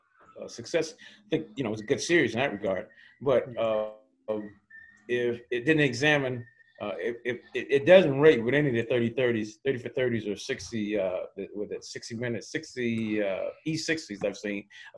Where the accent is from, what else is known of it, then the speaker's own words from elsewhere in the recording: Miami, Florida, United States; moved away; also born or lived in Minneapolis; I'm from Miami, man.